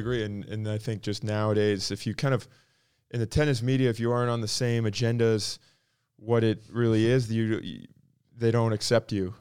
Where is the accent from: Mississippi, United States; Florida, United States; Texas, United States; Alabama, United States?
Florida, United States; Palm Coast; also born or lived in Michigan; I'm from, I was born in Michigan. The town I grew up in, in North Florida is like kind of out in the boonies